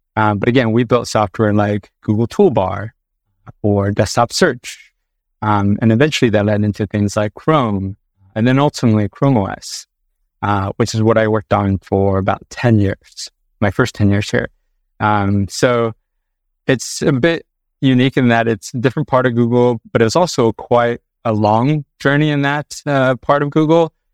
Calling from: Sunnyvale, California, United States; I am calling in from California today, uh, specifically Sunnyvale, California

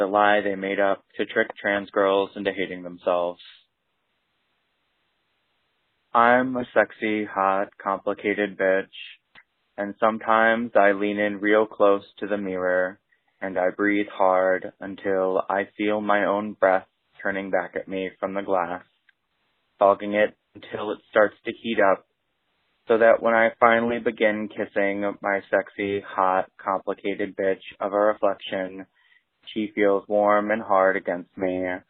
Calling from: Cleveland, Ohio, United States; I am calling from Cleveland, Ohio.

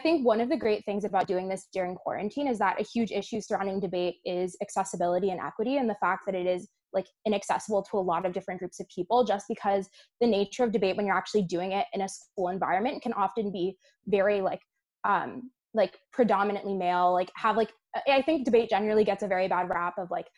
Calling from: Connecticut, United States; I'm calling in from Connecticut.

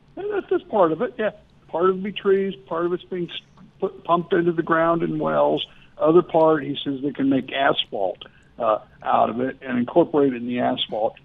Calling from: Arlington, Virginia, United States; I'm calling you from Arlington, Virginia

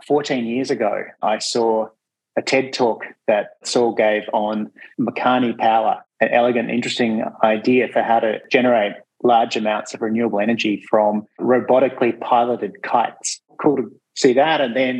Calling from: Victoria, Australia; I too would like to acknowledge that I'm calling in from the Wurundjeri lands of the Kulin Nation, and I pay my respects to elders past and present.

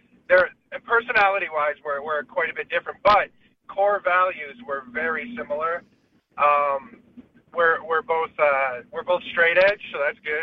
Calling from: California, United States

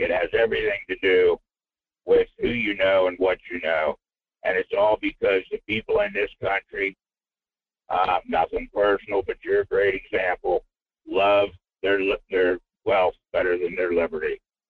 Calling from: Fairbanks, Alaska, United States; in Fairbanks.

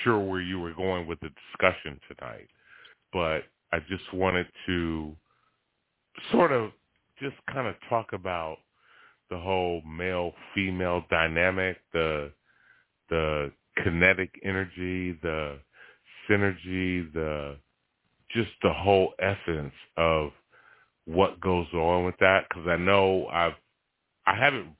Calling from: Stone Mountain, Georgia, United States; I'm from Stone Mountain, Georgia.

